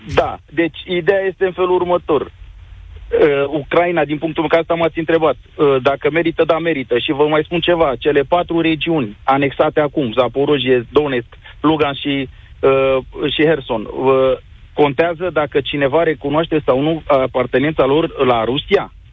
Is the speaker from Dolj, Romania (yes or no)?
yes; Craiova, Dolj, Romania; eu sunt din Craiova.